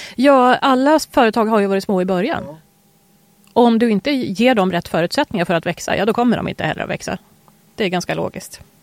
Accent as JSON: {"language": "Swedish", "country": "Sweden", "tie": "born or raised there", "said": "född i Sverige"}